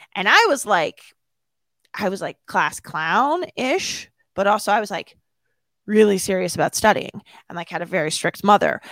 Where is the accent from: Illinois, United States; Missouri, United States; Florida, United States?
Illinois, United States; Downers Grove; born or raised there; moved away as an adult; also born or lived in Palos Hills, Illinois